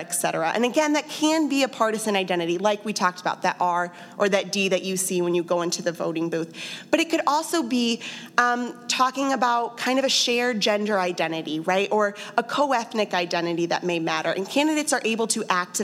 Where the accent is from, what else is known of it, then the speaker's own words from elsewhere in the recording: Johnson County, Kansas, United States; I'm from Johnson County, and I live there now